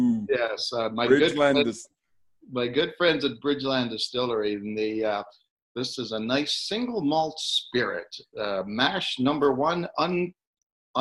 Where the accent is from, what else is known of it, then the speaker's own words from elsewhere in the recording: Ottawa, Ontario, Canada; moved away as an adult; now in Calgary, Canada; I'm originally from Ottawa, and born and raised, grew up there, went to university there, Carleton, got my journalism degree